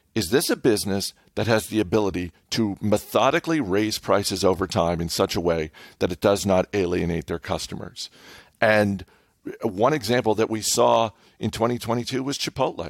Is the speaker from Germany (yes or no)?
no; New England, United States; I grew up in New England